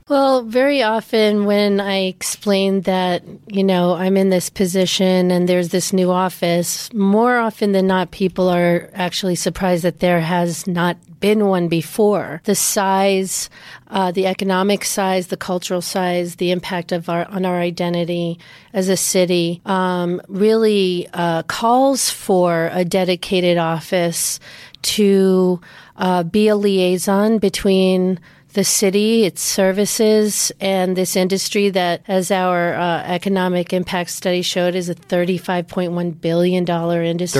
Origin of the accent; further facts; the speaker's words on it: New York, United States; growing up in Manhattan